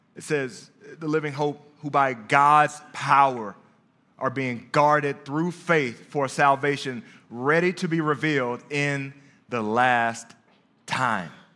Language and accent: English; Dallas, Texas, United States; also born or lived in Brooklyn, New York; Dallas, Texas, home